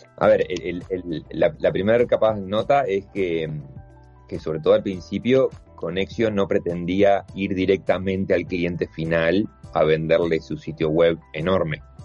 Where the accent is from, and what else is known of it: Uruguay